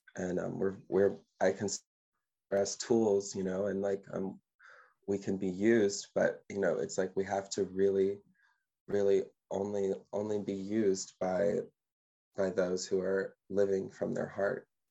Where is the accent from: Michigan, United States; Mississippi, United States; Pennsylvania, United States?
Mississippi, United States; now in Ottawa, Canada; I'm a singer and I am from Mississippi